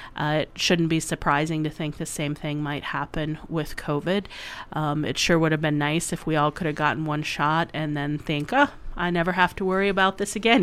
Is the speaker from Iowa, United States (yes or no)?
yes; Waterloo, Iowa, United States; moved away as an adult; also born or lived in Sioux Falls, South Dakota; I grew up in near Waterloo and went to college and med school in Iowa City